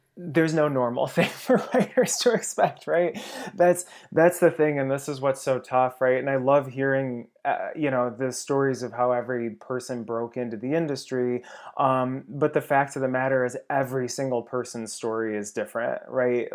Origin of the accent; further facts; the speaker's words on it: Ohio, United States; moved away as an adult; now in Los Angeles, United States; certainly in Ohio, I had no grasp of what the film industry was